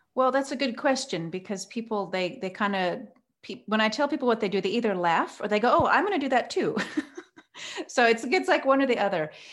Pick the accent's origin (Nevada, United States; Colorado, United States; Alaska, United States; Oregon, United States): Oregon, United States; now in Cape Town, South Africa; I grew up in Oregon, so I'm, I'm American, and I've lived here in South Africa now for many years